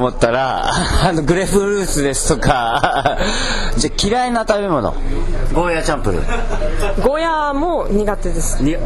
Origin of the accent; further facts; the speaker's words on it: Nagoya, Aichi, Japan; 建築的には僕名古屋なんですけど